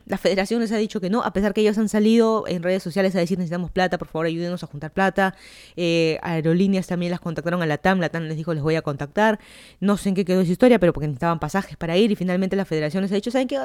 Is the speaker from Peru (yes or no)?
yes; Lima, Peru; moved away as an adult; also born or lived in Miami, United States; now in Fairfax County, Virginia, United States; yo soy de Lima, Perú.